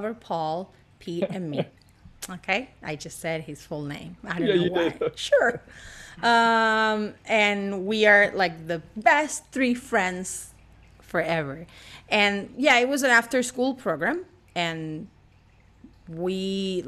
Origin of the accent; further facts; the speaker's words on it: Argentina; English is a second language; also born or lived in Puerto Rico / Colorado; now in Los Angeles, United States; I'm not from Los Angeles. You can clearly see or hear by my accent. I'm from Argentina, but I have moved all over places